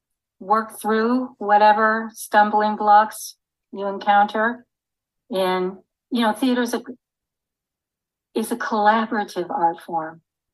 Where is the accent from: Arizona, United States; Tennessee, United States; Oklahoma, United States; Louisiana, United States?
Oklahoma, United States; Tulsa; moved away as an adult; now in Bloomsburg, United States; Growing up in Tulsa